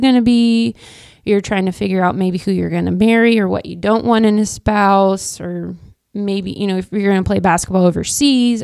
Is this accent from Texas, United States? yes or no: no; Wichita, Kansas, United States; moved away as an adult; now in Manhattan, United States; I grew up in Wichita, Kansas.